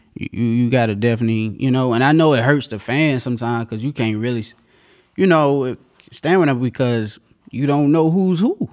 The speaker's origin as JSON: {"language": "English", "region": "North Carolina", "country": "United States", "moved": "as an adult", "lives_now": "Virginia, United States", "said": "I'm from, uh, North Carolina"}